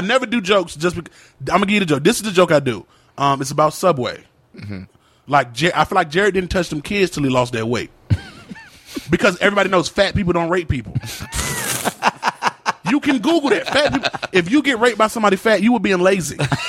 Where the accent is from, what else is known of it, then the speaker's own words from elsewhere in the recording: Virginia, United States; Keep in mind, I'm not from New York. I'm from Virginia, so I don't know the names of the streets.